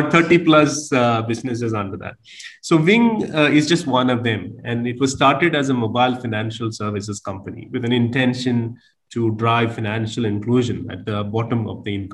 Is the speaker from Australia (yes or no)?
no; India; moved away as an adult; also born or lived in Africa; now in Cambodia; I'm from India, as you rightly said. Relatively new to Cambodia. I arrived in December 2018.